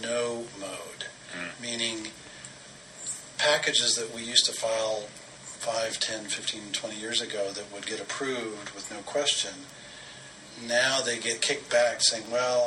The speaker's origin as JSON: {"language": "English", "town": "Denver", "region": "Colorado", "country": "United States", "tie": "born or raised there", "said": "I'm a kid from Denver"}